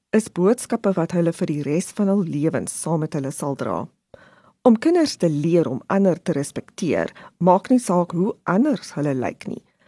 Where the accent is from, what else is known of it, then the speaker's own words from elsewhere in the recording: South Africa; ons as Suid-Afrikaners so trots is